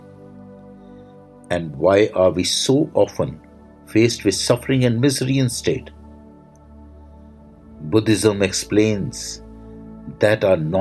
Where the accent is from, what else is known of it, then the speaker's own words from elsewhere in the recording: India; I am the Indian monk